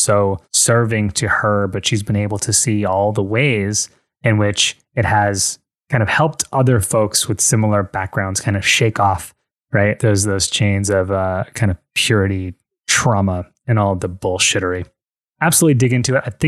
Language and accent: English; United States; moved away as an adult; also born or lived in Miami, Fort Lauderdale area; now in Fort Lauderdale, United States; I'm like from New York, I'm from New Jersey